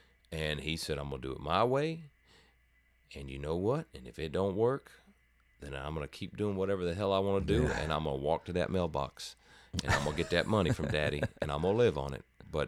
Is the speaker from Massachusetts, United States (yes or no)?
no; Houston, Texas, United States; North Houston.